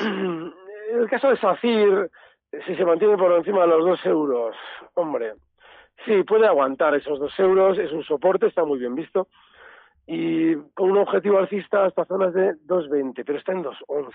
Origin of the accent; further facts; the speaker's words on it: Basque Country, Spain; los vascos somos de la BBV